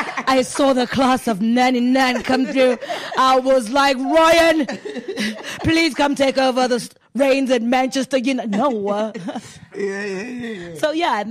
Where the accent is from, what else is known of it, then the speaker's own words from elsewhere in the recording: South Africa; I'm from South Africa